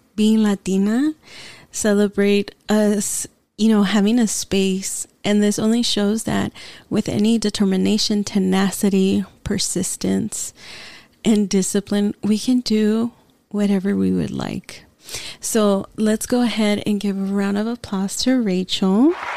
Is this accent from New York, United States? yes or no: no; San Diego, California, United States; first language Spanish; English is a second language; when we moved from South San Diego to East County. I was in fourth grade